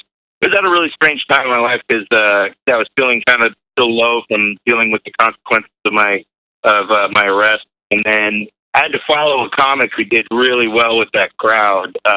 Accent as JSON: {"language": "English", "town": "Newark", "region": "California", "country": "United States", "tie": "born or raised there", "said": "I pretty much grew up where I live in Newark"}